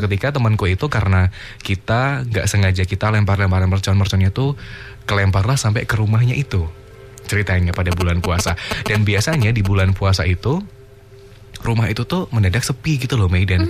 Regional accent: Yogyakarta, Special Region of Yogyakarta, Indonesia; di kampungku

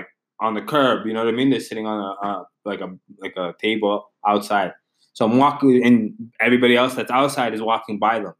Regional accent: Ottawa, Ontario, Canada; I'm from Ottawa.

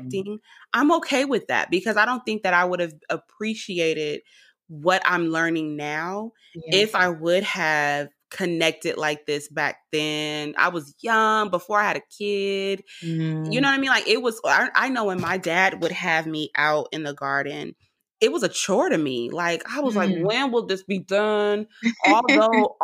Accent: Richmond, California, United States; I'm from Richmond, California

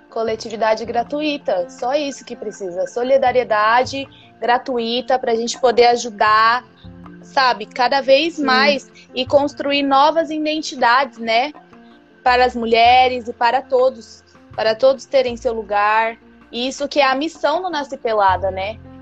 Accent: Brazil; moved away; Eu já sofri um certo preconceito por ser brasileira

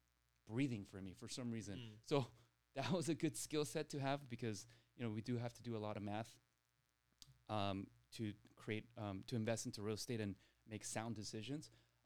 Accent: Torrance, California, United States; I grew up here in South Bay in Torrance

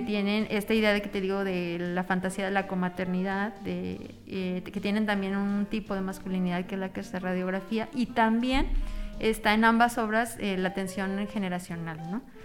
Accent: Mexico; yo mexicana en, Argentina

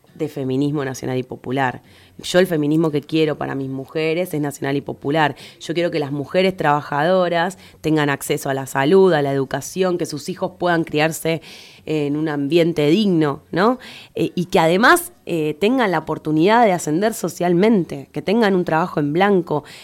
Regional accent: Buenos Aires, Argentina; soy la única de Cava

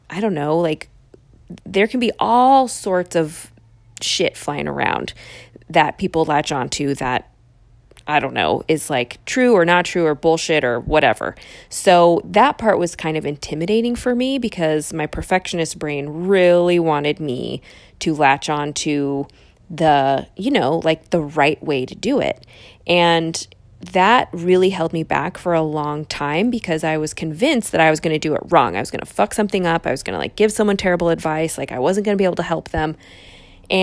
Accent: East Bay, San Francisco Bay Area, California, United States; also born or lived in Los Angeles; I ended up back in my hometown in the East Bay

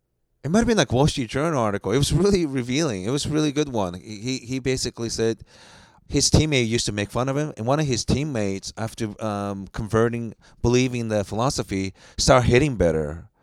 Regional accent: Japan; born there; I was born in Japan. I have a Japanese name, but I'm ethnically Korean.

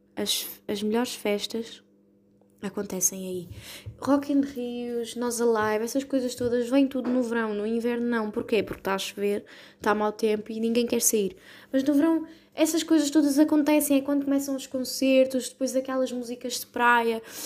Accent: Portugal; somos tugas

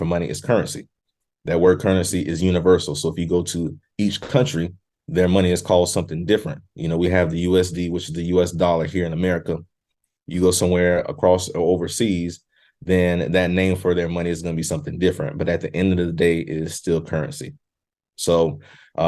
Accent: South Carolina, United States; moved away as an adult; now in Virginia, United States; although I'm from South Carolina, I now reside in Virginia, been here for 8 years

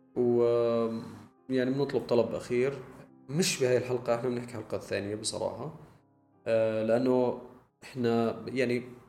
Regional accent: Jordan; احنا عندنا بالاردن

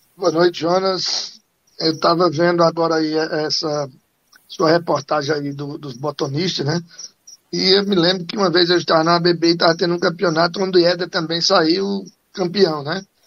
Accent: Cachoeirinha, Pernambuco, Brazil; also born or lived in Recife, Brazil; now in Caruaru, Brazil; eu nasci aqui em Caruaru, mas fui embora para Cachoeirinha, né, e depois voltei para estudar aqui, é, depois voltei a Cachoeirinha

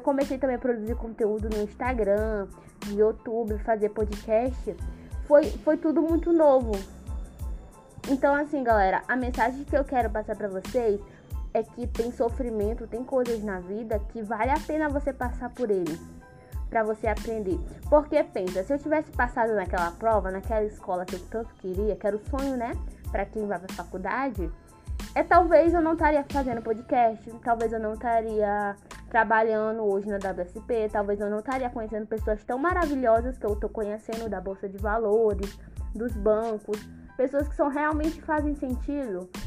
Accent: São Luís, Maranhão, Brazil; E aí, como eu sou daqui de São Luís do Maranhão, né?

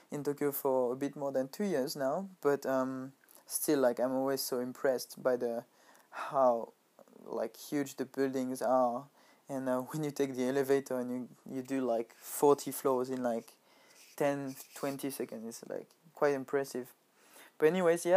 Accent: France; moved away as an adult; now in Japan; a Nike factory next to my hometown

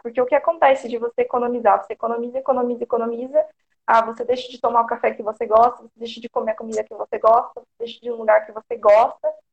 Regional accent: Porto Feliz, São Paulo, Brazil; Eu sou do interior de São Paulo, Porto Feliz

